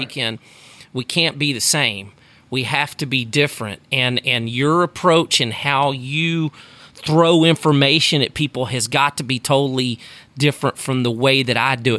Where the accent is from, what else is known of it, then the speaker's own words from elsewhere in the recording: Sugar Land, Texas, United States; I grew up in Sugarland, Texas, outside of Houston